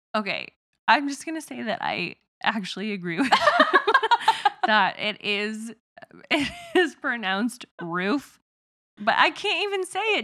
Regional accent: Midwest, United States; accent: southern twang; I'm from the Midwest and so I have a little bit of like a southern twang sort of thing going on

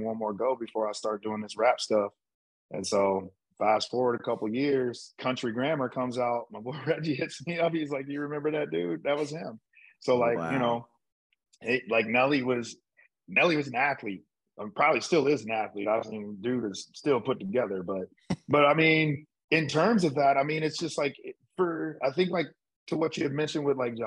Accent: St. Louis, Missouri, United States; I loved growing up where I grew up, St. Louis.

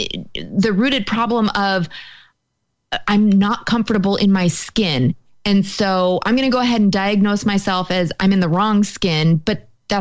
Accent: United States; I'm still white. And so that I have against me. I am American

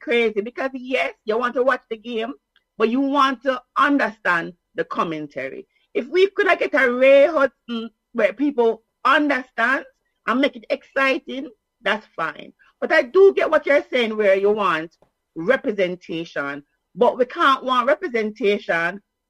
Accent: Jamaica; as a Jamaican, our language is English, right? Some people think it's Patois, so I have to correct them.

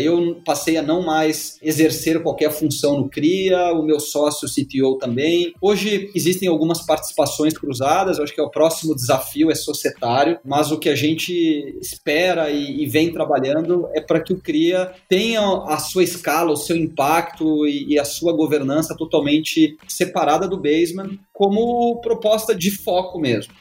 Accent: Gaúcho, Rio Grande do Sul, Brazil; eu sou gaúcho

